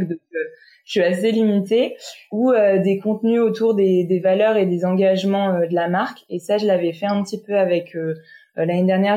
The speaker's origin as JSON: {"language": "French", "country": "France", "tie": "born or raised there", "said": "je suis née, j'ai grandi en France"}